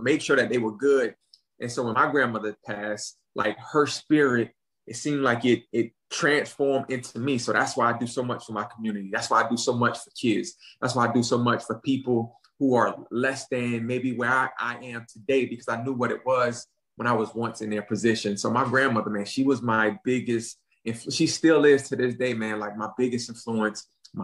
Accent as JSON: {"language": "English", "town": "Ridgeland", "region": "South Carolina", "country": "United States", "tie": "born or raised there", "also_born_or_lived": "Savannah, Georgia", "said": "I was born in Savannah, right? But I was raised in Ridgeland. So it's just right over the bridge"}